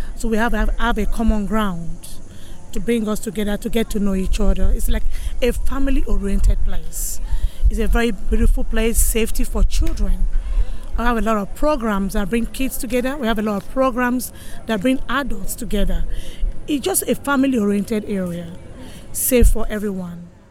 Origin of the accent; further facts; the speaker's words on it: Nigeria; now in Bayview; I'm from originally from Nigeria, Africa.